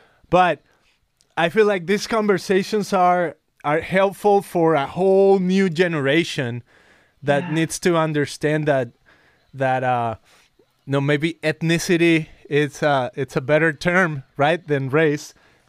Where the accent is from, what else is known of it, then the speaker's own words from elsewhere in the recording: Mexico; now in United States; Versus me, I was born in Mexico, and it was easier to say, oh, I'm Mexican, that's it.